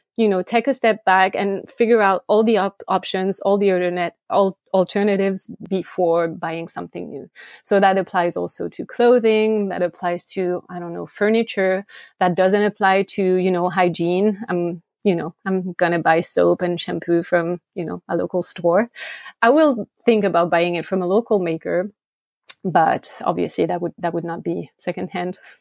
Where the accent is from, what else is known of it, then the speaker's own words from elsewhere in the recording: France; English is a second language; moved away as an adult; also born or lived in Switzerland; now in United States; I grew up in France